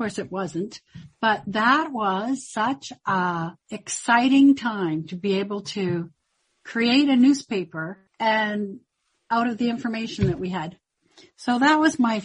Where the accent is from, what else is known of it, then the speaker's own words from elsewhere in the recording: Victoria, British Columbia, Canada; also born or lived in Comox, Canada / Hornby Island, Canada / Prince George, Canada / Mackenzie, Canada; when I was young, we moved to Victoria. I had the privilege of growing up here